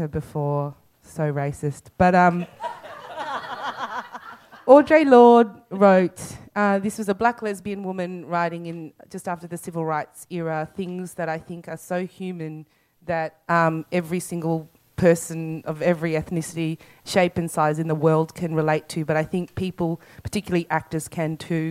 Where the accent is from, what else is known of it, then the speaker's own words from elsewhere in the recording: Australia; also born or lived in South Africa; I'm an Australian South African